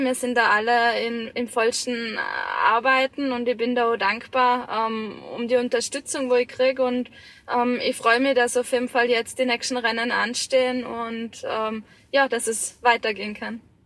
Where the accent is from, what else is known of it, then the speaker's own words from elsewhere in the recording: Vorarlberg, Austria; in meiner Heimat, gerade im Ländle